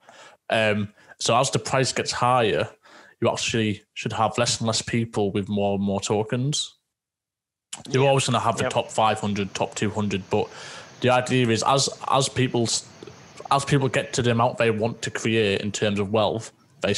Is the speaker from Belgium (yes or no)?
no; Teesside, North East England, United Kingdom; also born or lived in Scotland; just north of Yorkshire, where we're in a place called Teesside. So we're nicknamed Smoggies